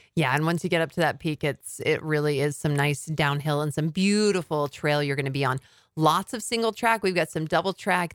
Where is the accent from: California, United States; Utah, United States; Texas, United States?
Utah, United States; Cedar City; I actually grew up in Cedar City